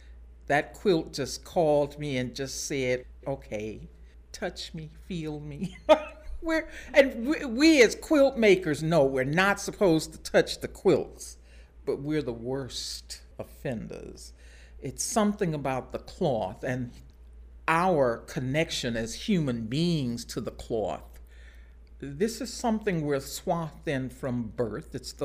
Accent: Baton Rouge, Louisiana, United States; I was born in Baton Rouge and a very simple childhood.

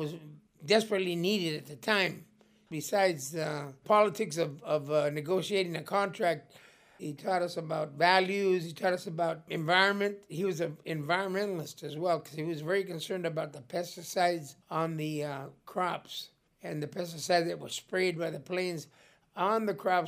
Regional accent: Blythe, California, United States; my hometown, Blythe

